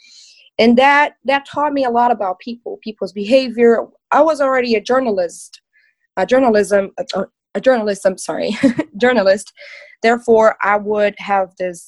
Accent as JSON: {"language": "English", "country": "Brazil", "said": "I'm from Brazil"}